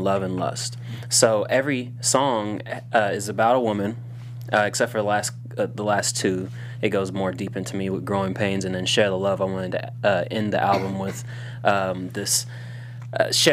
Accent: Indiana, United States; now in Los Angeles, United States; And we're all from Indiana

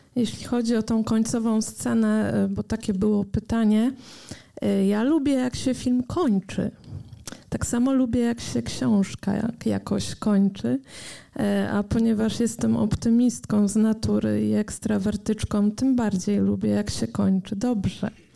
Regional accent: Poland; nas, Polaków

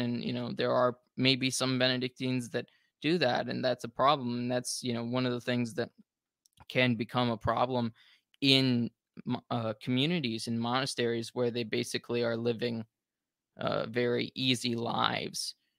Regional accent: United States; being American

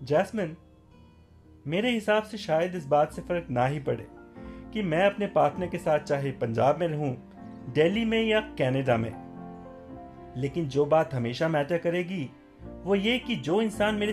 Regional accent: Patiala, Punjab, India; moved away as an adult; now in Gurgaon, India; वैसे मेरा बचपन पटियाला में बीता है लेकिन एमबीए के बाद से मैं दिल्ली गुड़गांव में ही रह रहा

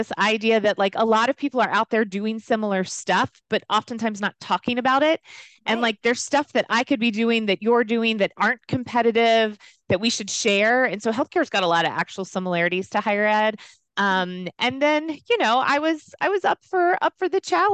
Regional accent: Louisiana, United States; moved away as an adult; also born or lived in Virginia; I grew up in the South. So kind of typical from that perspective in terms of what I was involved in, what I wasn't involved in, but I decided to make a big leap and go to school in Virginia, which when you grow up in Louisiana, that seems far away

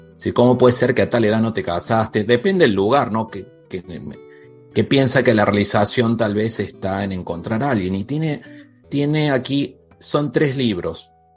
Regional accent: Córdoba, Argentina; yo soy de Argentina, de Córdoba

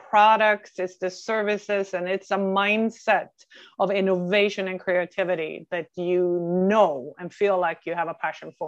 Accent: Norway; moved away as an adult; now in North America; I am born and raised in Norway, in another Norway, but I've been over in North America for 23 years now.

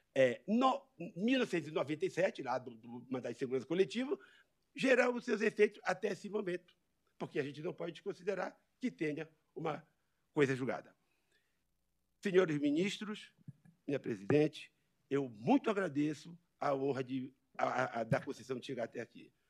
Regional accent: Amazon, Brazil; Eu venho lá da Amazônia. Né? Eu, eu, saio da minha, da minha floresta

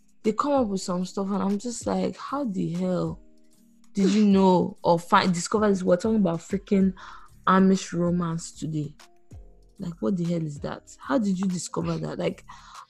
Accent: Nigeria; being a Black woman, being a Nigerian woman

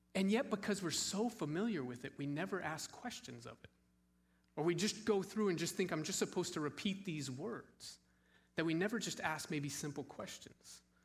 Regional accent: Scottsdale, Arizona, United States; moved away; I grew up in Scottsdale, Arizona.

